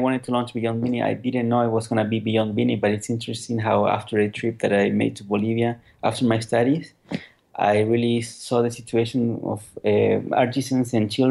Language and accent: English; Santiago, Santiago Metropolitan Region, Chile; moved away as an adult; also born or lived in California; now in Switzerland; I was born and raised in Chile, in Santiago